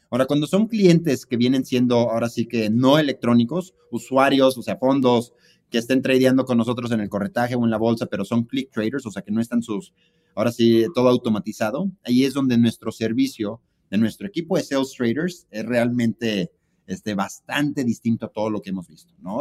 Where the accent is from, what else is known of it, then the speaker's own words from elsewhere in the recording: Mexico; somos mexicanos